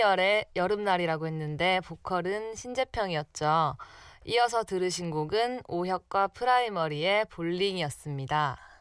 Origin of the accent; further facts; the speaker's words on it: Masan, South Gyeongsang, South Korea; moved away as an adult; now in Seoul, South Korea; 저희 고향은 바로 경남 마산입니다.